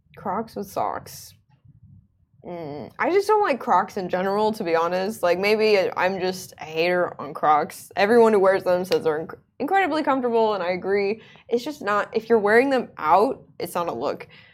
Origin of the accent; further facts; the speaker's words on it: Oman; also born or lived in United States; I grew up in Oman most of my life